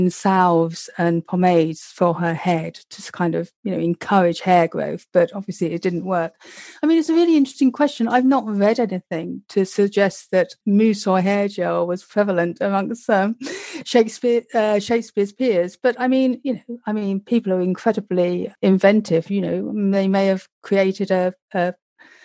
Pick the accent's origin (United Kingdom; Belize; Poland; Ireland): United Kingdom; London; I'm a Londoner and I come from generations of Londoners. So my parents, my grandparents, my great-grandparents, aunts, uncles, you know, we all lived in London. I was born in Westminster